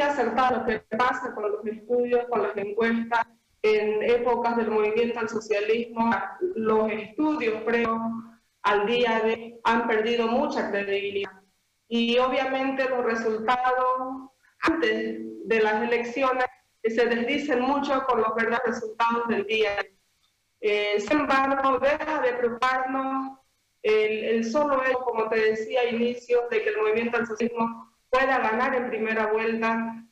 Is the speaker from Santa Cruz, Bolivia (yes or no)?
yes; San Ramón, Santa Cruz, Bolivia; now in Santa Cruz de la Sierra, Bolivia; soy de provincia, soy de San Ramón, he llegado aquí a la ciudad dando oportunidades para desarrollarme